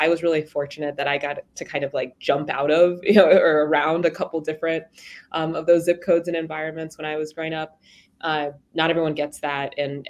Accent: Columbus, Ohio, United States; So yeah, I'm here in Columbus. I'm originally from Columbus, grew up on the East Side

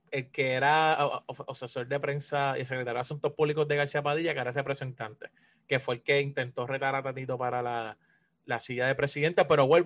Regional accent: Puerto Rico; yo soy negro pero boricua.

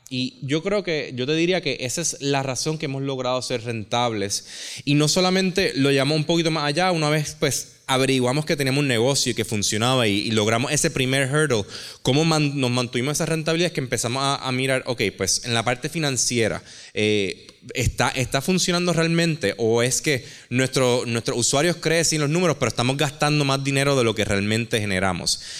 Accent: Mayagüez, Puerto Rico; moved away as an adult; also born or lived in California; yo soy de Mayagüez.

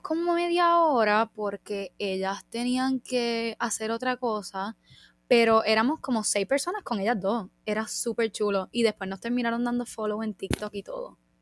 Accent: Puerto Rico; como de puertorriqueños tenemos mucho de España

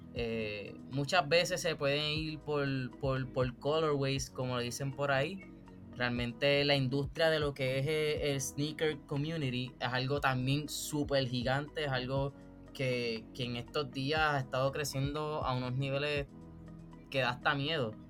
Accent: Puerto Rico; yo soy un, artista puertorriqueño

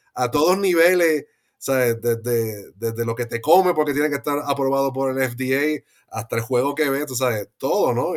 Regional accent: Puerto Rico; moved away; nosotros puertorriqueños

